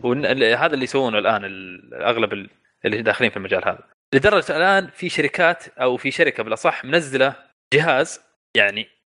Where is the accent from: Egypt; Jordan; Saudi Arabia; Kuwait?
Saudi Arabia; عندنا في السعوديه